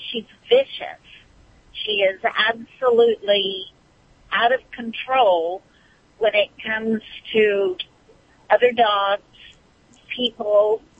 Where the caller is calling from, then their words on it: Bakersfield, California, United States; Uh, Bakersfield, California.